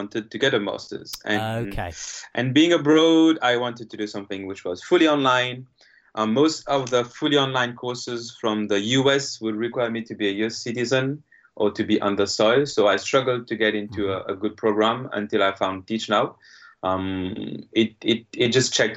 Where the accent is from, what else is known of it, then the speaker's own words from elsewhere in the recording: Mauritius; English is a second language; moved away as an adult; now in South Korea; I come from Mauritius, where we do have a strong Asian background as well